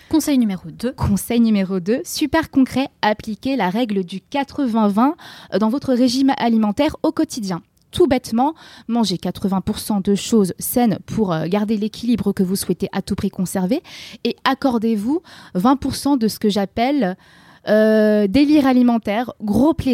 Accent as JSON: {"language": "French", "region": "England", "country": "United Kingdom", "accent": "English", "second_language": "French", "said": "Pardon pour mon petit accent anglais."}